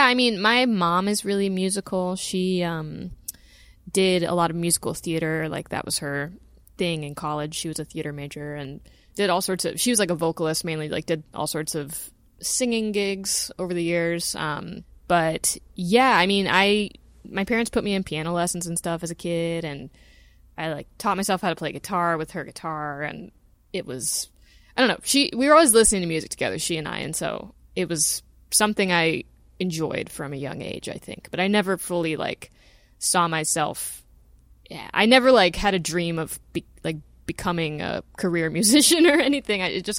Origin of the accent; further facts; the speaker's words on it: Louisville, Kentucky, United States; I mean, yeah, it's a nice place. Very green. You know, it's I'm trying to think. It felt like a pretty, you know, normal place. I was lucky. I lived on a street that had lots of kids on it growing up.